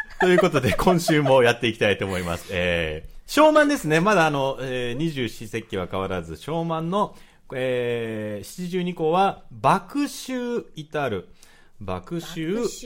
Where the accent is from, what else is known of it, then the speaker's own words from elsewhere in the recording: Tokyo, Japan; 東京生まれ東京育ち